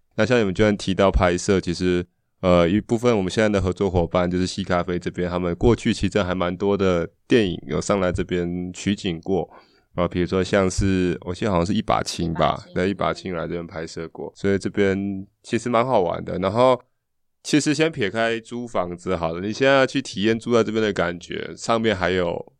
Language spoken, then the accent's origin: Chinese; Taipei, Taiwan; 其实我们是阳明山在地长大的小孩